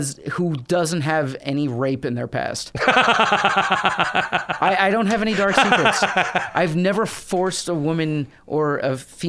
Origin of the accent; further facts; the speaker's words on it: New York City, New York, United States; Absolutely. Yeah.